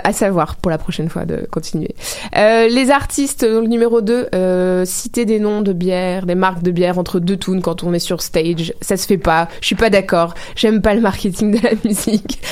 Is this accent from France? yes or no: yes; France; now in Montreal, Canada